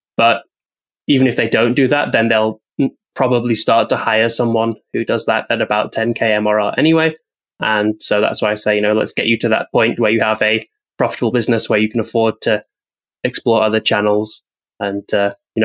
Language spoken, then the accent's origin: English; United Kingdom; being British